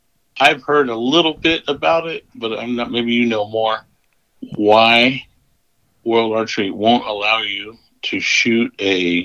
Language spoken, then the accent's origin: English; United States; being an American